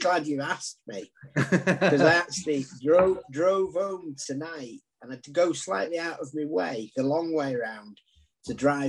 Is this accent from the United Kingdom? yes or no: yes; Southport, North West England, United Kingdom; also born or lived in Dundee, Scotland; my dad thought my life prospects would be better back in Southport. And we come from a very humble background. And he actually sold his clubs to afford to be able to move back down.